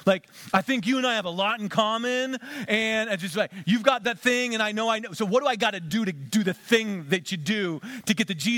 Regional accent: Western Pennsylvania, United States; Where we grew up in Western Pennsylvania

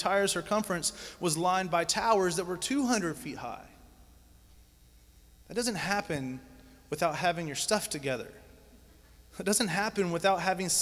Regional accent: Georgia, United States; I grew up in Georgia, so Stone Mountain was the biggest thing I ever seen

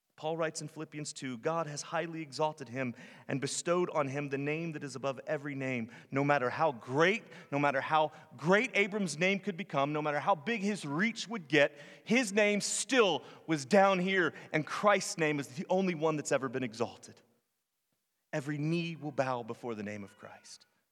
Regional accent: Virginia, United States; moved away as an adult; also born or lived in North Carolina / Arizona / California / Florida; now in Tennessee, United States; I'm from Virginia. I spent the first twenty-six years of my life in, in Virginia

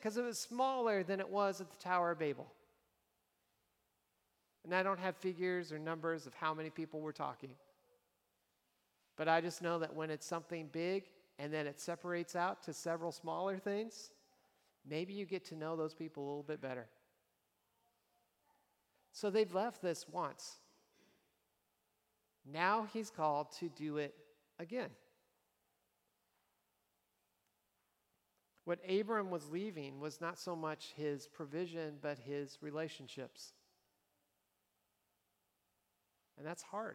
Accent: Nebraska, United States; moved away; I was from Nebraska

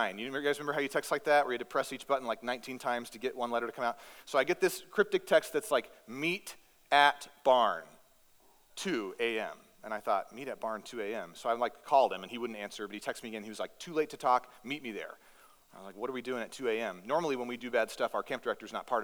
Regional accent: Northeast Texas, United States; moved away as an adult; now in Alaska, United States; I grew up in Northeast Texas.

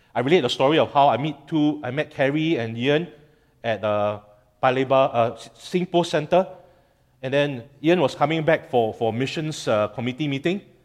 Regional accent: Singapore; as a Singaporean

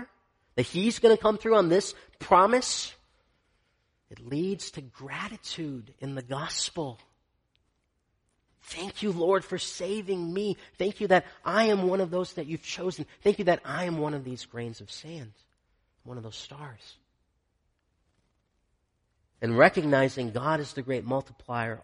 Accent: Michigan, United States; I grew up in Michigan

